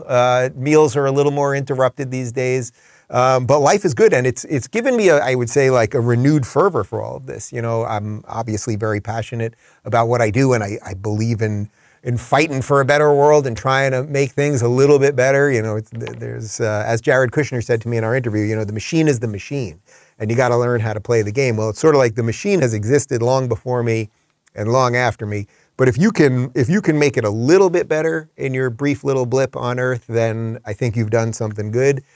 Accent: Northeast, United States; moved away as an adult; also born or lived in Los Angeles; I'm from the Northeast

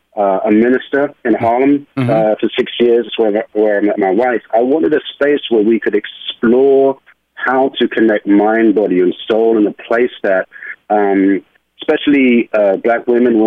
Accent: London, United Kingdom; moved away as an adult; now in New York, United States; Okay, I am originally from London, England, and I moved to New York in my 20s to be a professional ballet and modern dancer. So that's where the accent comes from.

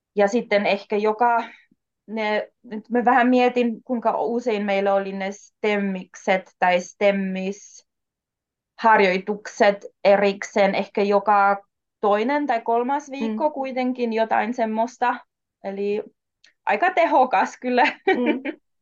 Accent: Austria; first language German, Polish; Finnish is a second language; moved away as an adult; also born or lived in Warsaw, Poland; now in Jyväskylä, Finland; mä oon Itävallasta kotoisin, mä oon syntynyt Varsovassa, Puolassa

